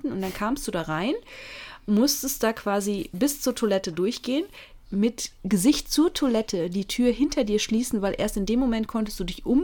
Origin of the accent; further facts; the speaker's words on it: Münster, North Rhine-Westphalia, Germany; Äh, ich komme ja aus Münster gebürtig und ähm, da gibt es noch viele alte Häuser, die sowas tatsächlich noch im Flur haben.